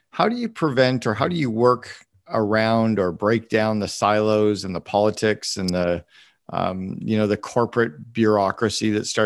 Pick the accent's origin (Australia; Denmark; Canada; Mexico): Canada; I'm I'm Canadian